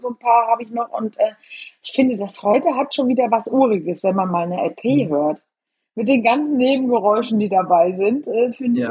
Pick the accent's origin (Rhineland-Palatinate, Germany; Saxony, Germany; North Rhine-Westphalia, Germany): North Rhine-Westphalia, Germany; Eschweiler; moved away as an adult; now in Bremen, Germany; Eschweiler, Eschwaller ist und bleibt halt mein Geburtsort und meine alte geliebte Heimat